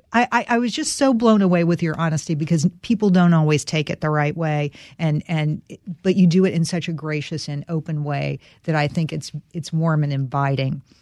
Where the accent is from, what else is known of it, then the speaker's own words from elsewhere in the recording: North Carolina, United States; I'm from North Carolina.